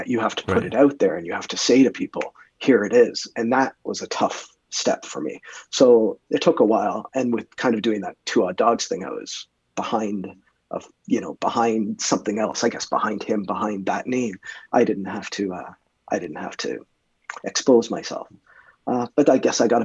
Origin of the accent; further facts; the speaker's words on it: Canada; being Canadian